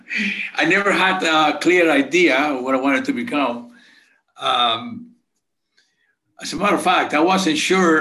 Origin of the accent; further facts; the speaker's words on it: Santo Domingo, Distrito Nacional, Dominican Republic; moved away; I grew up in Santo Domingo, Dominican Republic.